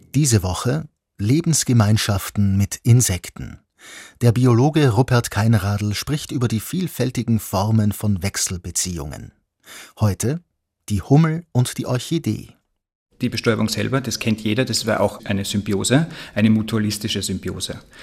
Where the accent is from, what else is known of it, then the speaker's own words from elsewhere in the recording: Austria; aber auch bei uns in Österreich